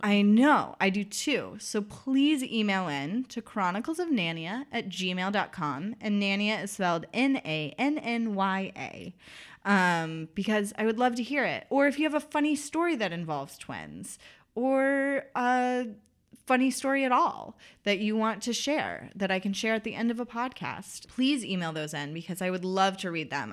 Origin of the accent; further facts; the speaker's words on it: the South, United States; accent: Southern; I'm from the South, so people do Southern accents at me